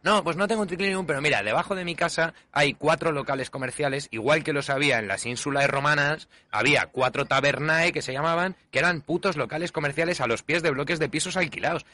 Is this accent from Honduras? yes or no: no; Spain; yo siga siendo español